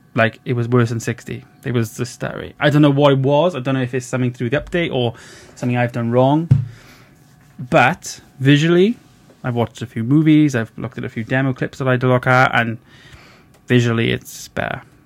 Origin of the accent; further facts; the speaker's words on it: Wales, United Kingdom; I'm from Wales, little little country called Wales